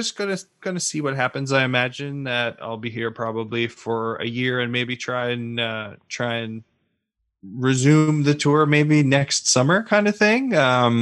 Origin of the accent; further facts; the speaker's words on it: Newfoundland and Labrador, Canada; moved away as an adult; also born or lived in Ontario; I was moving from Newfoundland to Ontario